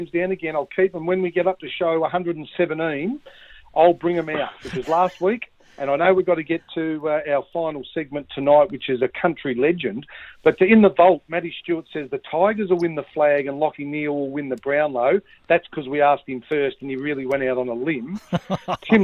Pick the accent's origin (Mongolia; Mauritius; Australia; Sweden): Australia; Wonthaggi, Victoria; where I grew up in Wonthaggi